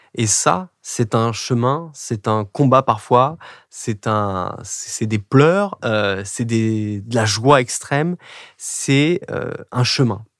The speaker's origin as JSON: {"language": "French", "country": "France", "also_born_or_lived": "England", "first_language": "French", "moved": "as an adult", "said": "nous, les Français"}